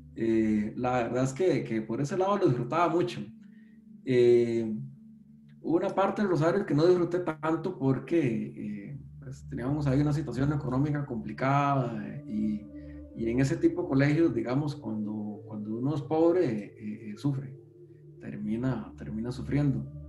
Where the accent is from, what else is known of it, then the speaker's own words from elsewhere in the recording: San José, Costa Rica; nací aquí en San José, si mal no recuerdo, específicamente en el Hospital México, pero soy de acá, de, la provincia de, San José